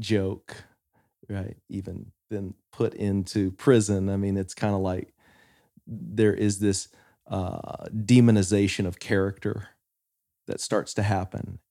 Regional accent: West Texas, United States; I grew up in West Texas

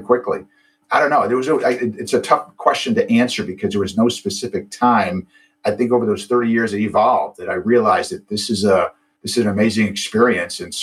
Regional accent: East Coast, United States; moved away as an adult; now in San Diego, United States; I'm from the East Coast, never been to California

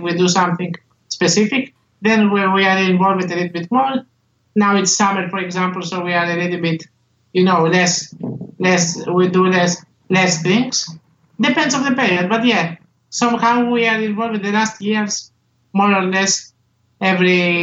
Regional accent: Greece; I'm from Poland, but I was born and I live in Greece.

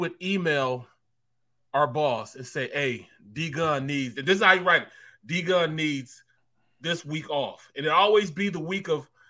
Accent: St. Louis, Missouri, United States; now in Philadelphia, United States; even though I'm from St. Louis

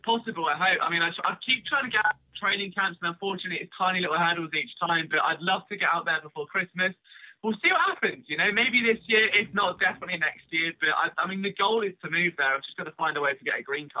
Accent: England, United Kingdom; I'm British and, you know, living in England.

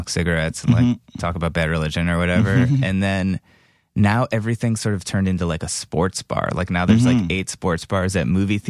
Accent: Cleveland, Ohio, United States; Well, I'm from Pioneer. Cleveland. I could go back there.

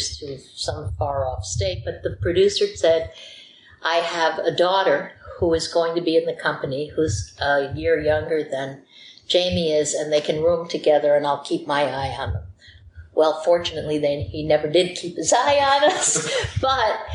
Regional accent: New Jersey, United States; moved away; also born or lived in New York; I grew up in New Jersey and New York, and it was much more intense.

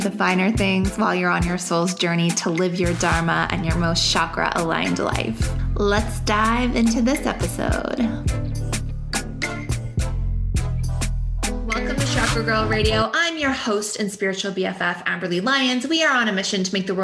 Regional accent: Canada; we're both Canadian

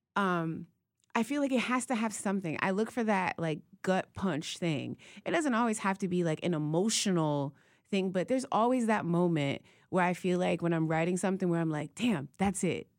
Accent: Youngstown, Ohio, United States; moved away; growing up in Youngstown is you're halfway between Pittsburgh and Cleveland

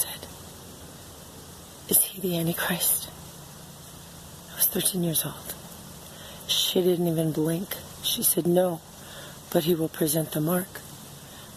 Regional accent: San Francisco, California, United States; I was born in San Francisco in 1965. When I was a girl, I was in San Francisco

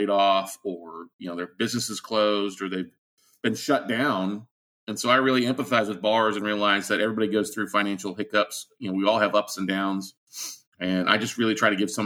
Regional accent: Austin, Texas, United States; I'm from Austin, Texas, here in the United States

